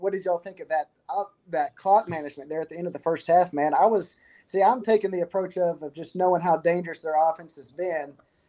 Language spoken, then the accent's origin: English; Tennessee, United States; moved away; I'm from Tennessee